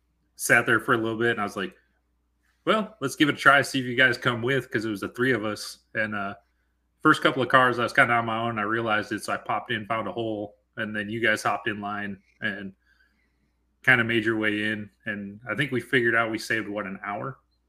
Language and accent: English; Washington, United States; we're both from the Pacific Northwest. We ride out here, you know, out of Western Washington